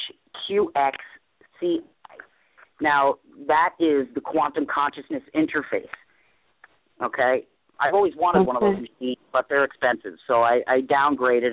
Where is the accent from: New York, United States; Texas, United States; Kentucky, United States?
New York, United States; accent: New York; now in Maine, United States; I'm from New York, if you can tell by the accent, but I'm in Maine